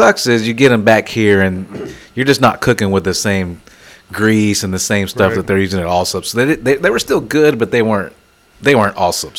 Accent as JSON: {"language": "English", "town": "Denver City", "region": "Texas", "country": "United States", "moved": "yes", "said": "I've lived all over this state. I'm actually from the Panhandle area, so I've traveled this state."}